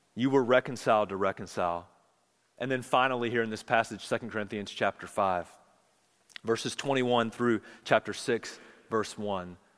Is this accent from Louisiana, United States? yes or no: no; Charlotte, North Carolina, United States; I grew up in Charlotte